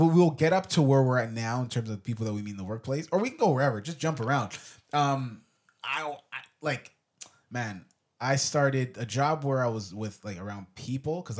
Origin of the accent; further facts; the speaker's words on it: Jamaica; being Jamaican, in the Caribbean culture, being Caribbean myself